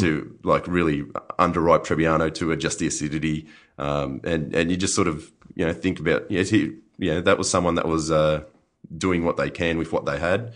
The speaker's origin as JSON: {"language": "English", "town": "Griffith", "region": "New South Wales", "country": "Australia", "tie": "born or raised there", "also_born_or_lived": "Hunter Valley, New South Wales", "moved": "as an adult", "lives_now": "Yarra Valley, Australia", "said": "I was from Griffith"}